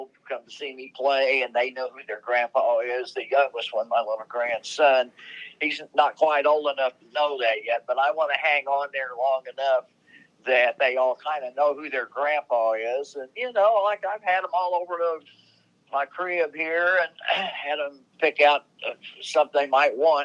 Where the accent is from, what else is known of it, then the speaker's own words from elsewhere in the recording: Indiana, United States; I'm from Indiana